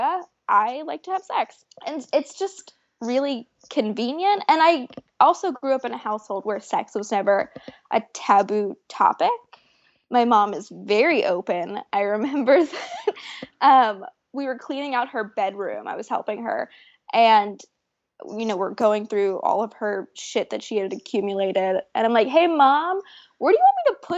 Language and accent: English; Florida, United States; I grew up in Florida